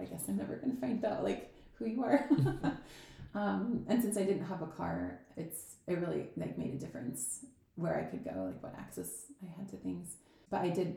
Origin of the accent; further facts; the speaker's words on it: Salt Lake City, Utah, United States; moved away as an adult; I was born in Salt Lake City, and I yeah I grew up there until I was 18, and then I moved away for college